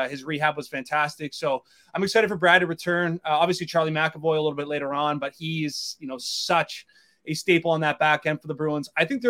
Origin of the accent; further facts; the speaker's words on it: Canada; I'm a Canadian boy.